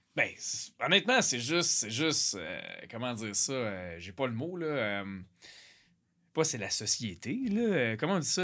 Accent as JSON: {"language": "French", "region": "Quebec", "country": "Canada", "said": "je suis du Québec"}